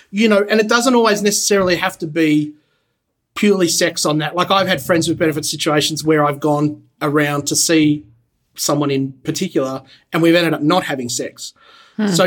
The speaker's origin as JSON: {"language": "English", "country": "Australia", "moved": "yes", "lives_now": "Los Angeles, United States", "said": "Unfortunately, I'm Australian"}